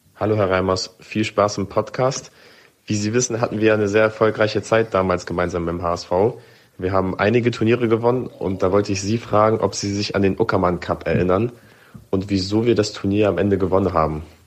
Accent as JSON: {"language": "German", "region": "Hamburg", "country": "Germany", "said": "ich bin Hamburger"}